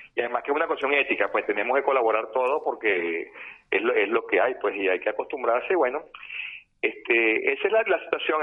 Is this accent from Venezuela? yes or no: yes; Venezuela; now in Barcelona, Spain; desde que llegué a España, que yo vengo de Venezuela